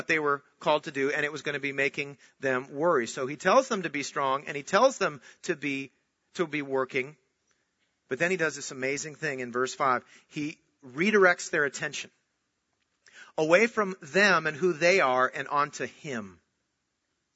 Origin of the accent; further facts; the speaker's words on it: Minnesota, United States; I was born in Minnesota and I was born into a Christian home